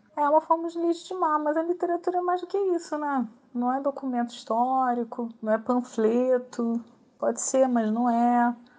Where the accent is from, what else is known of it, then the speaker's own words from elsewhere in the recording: Rio de Janeiro, Brazil; eu nasci no Rio de Janeiro, eu cresci no Rio de Janeiro, eu vivo desde sempre no Rio de Janeiro